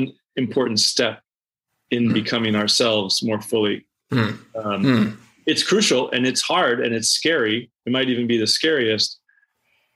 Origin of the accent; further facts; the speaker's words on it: Omaha, Nebraska, United States; also born or lived in Manhattan, New York; now in New York, United States; suburban white middle class culture in which I grew up in Omaha